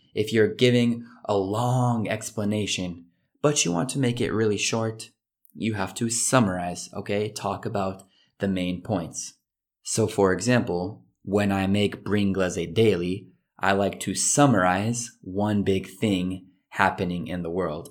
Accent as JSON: {"language": "English", "country": "United States", "said": "being an American"}